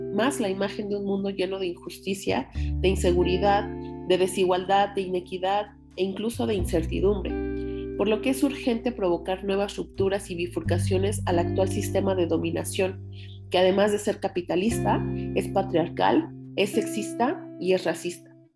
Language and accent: Spanish; Mexico; por la realidad que vivimos como mexicanas